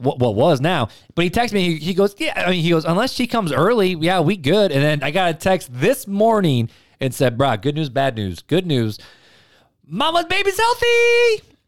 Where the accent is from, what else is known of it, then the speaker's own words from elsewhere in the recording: Highland, Indiana, United States; also born or lived in Hammond, Indiana; I grew up in Hammond and then over to Highland.